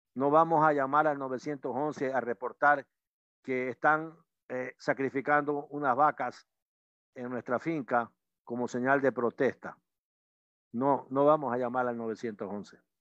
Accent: Ecuador; como ecuatorianos

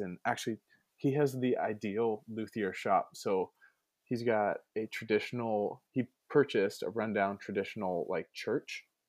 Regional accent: Ventura, California, United States; I'm from beautiful Ventura, California

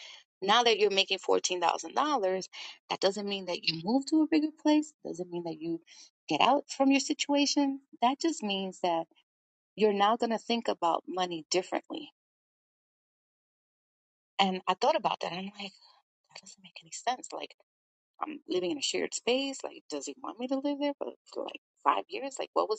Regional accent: New York, United States; And that goes with being a New Yorker, really.

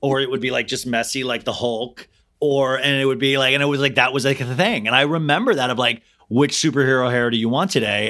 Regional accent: Kansas, United States; I grew up in Kansas

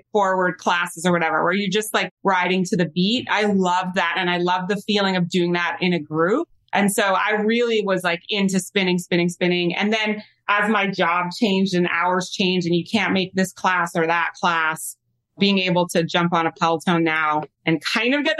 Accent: Vancouver, British Columbia, Canada; now in Los Angeles, United States; I work in Vancouver a lot, which is actually where I'm from. I'm Canadian.

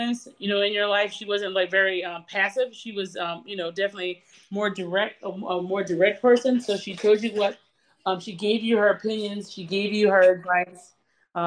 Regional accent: Holly Hill, South Carolina, United States; I grew up in Holly Hill, South Carolina, in between Columbia, South Carolina and Charleston.

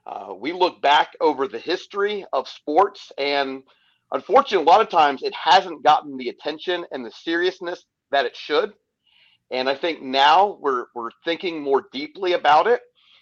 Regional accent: Charlotte, North Carolina, United States; now in Gary, United States; I'm originally from the Queen City of Charlotte, but now I reside in Gary, Indiana.

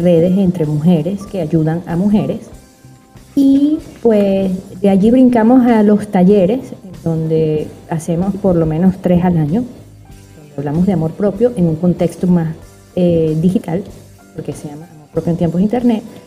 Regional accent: Venezuela; moved away; soy psiquiatra, psicoterapeuta venezolana

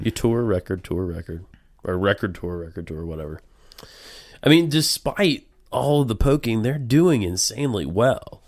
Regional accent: the American South, United States; I'm a Southerner.

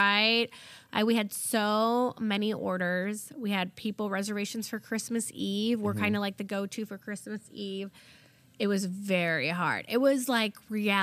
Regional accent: Valparaiso, Indiana, United States; first language German; English is a second language; I went to a Head Start in Valpo

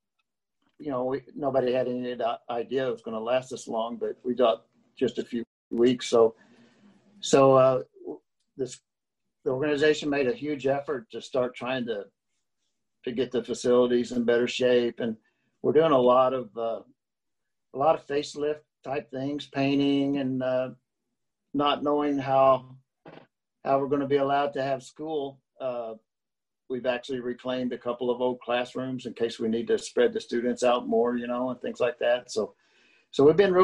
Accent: Arkansas, United States; growing up in Arkansas

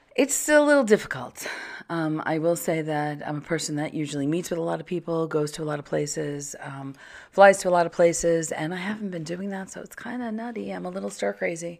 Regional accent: Long Island, New York, United States; I grew up on Long Island

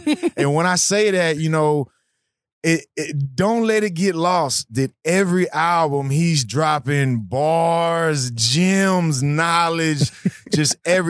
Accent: Baltimore, Maryland, United States; Like, hey, man, I'm from Baltimore.

